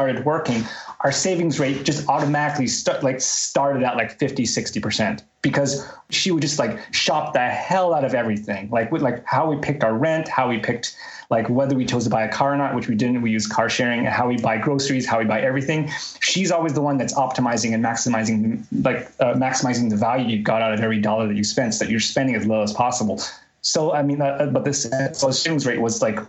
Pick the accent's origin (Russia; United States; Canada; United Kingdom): Canada; I grew up in Canada